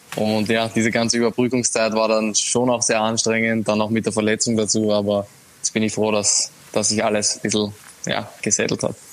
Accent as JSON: {"language": "German", "country": "Austria", "moved": "yes", "lives_now": "Italy", "said": "ich als Österreicher"}